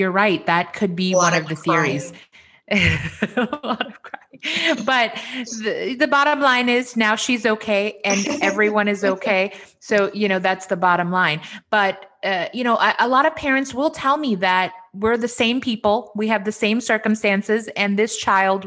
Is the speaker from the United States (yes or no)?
no; India; I'm Indian.